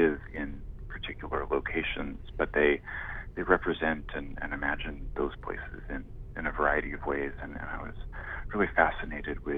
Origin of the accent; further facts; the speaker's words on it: Victoria, British Columbia, Canada; moved away as an adult; also born or lived in Vancouver / Toronto; I grew up in Victoria, and I went to university in Vancouver